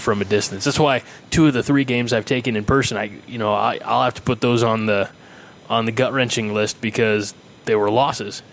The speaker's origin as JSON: {"language": "English", "region": "Illinois", "country": "United States", "also_born_or_lived": "Chadron, Nebraska", "moved": "as an adult", "lives_now": "Nebraska, United States", "said": "I'm from Illinois."}